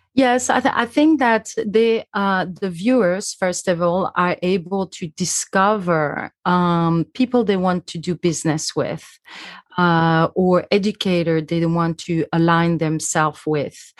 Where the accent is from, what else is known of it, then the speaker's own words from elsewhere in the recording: Switzerland; I'm from Switzerland